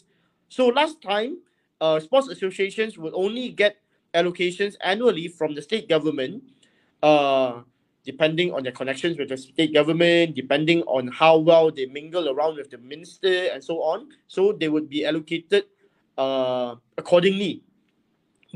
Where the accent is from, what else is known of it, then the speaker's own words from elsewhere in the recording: Kota Kinabalu, Sabah, Malaysia; the people of Luyang, of where the place I grew up and I was born